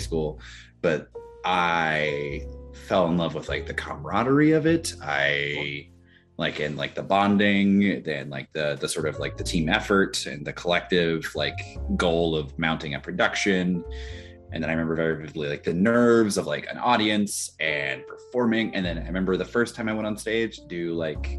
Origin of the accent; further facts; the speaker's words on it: Kirksville, Missouri, United States; moved away as an adult; also born or lived in Kentucky; now in Ohio, United States; I stayed in my hometown